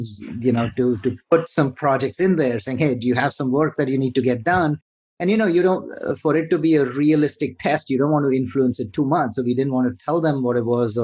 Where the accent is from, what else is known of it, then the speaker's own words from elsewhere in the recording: India; moved away; I'm originally from India. So coming from India